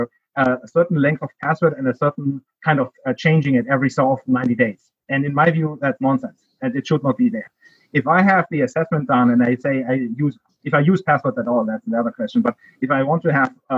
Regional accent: Heidelberg, Baden-Württemberg, Germany; accent: German; English is a second language; moved away as an adult; now in United States; I grew up there. Multiple cities. I would call Heidelberg my hometown, because that is where I went to school and university.

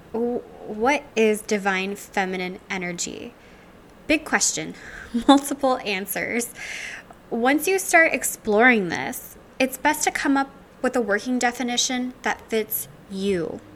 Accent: Louisiana, United States; now in Seattle, United States; I'm originally from Louisiana

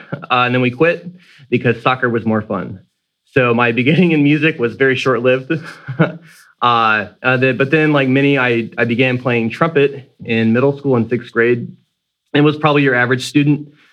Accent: Sanford, Florida, United States; I'm from Sanford, Florida, which is a city that's just north of Orlando

